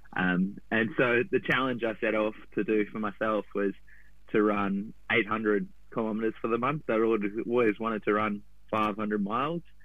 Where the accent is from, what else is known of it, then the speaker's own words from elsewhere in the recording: Gold Coast, Queensland, Australia; moved away; I grew up on the Goldie